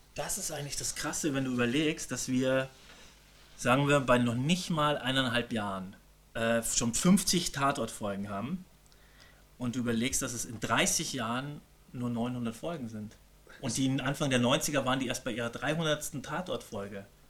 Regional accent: Germany; Bei uns in Deutschland

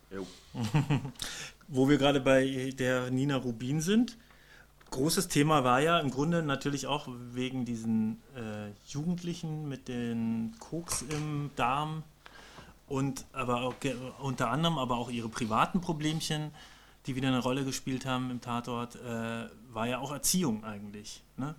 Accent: Bavaria, Germany; ich komme ja aus Bayern

